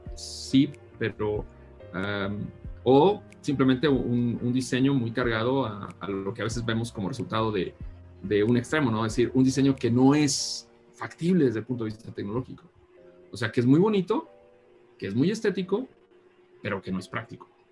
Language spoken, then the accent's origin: Spanish; San Luis de la Paz, Guanajuato, Mexico; soy originario de un pueblo en Guanajuato que se llama San Luis de la Paz